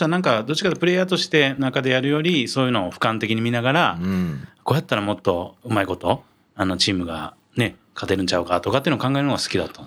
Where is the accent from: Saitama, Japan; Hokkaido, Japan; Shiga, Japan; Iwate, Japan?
Shiga, Japan; 生まれも育ちも滋賀県ですね。